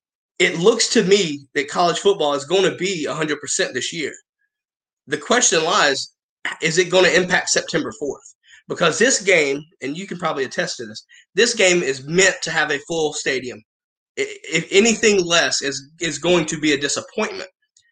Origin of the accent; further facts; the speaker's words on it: North Carolina, United States; I'm from North Carolina, and I'm 45 minutes away from the stadium.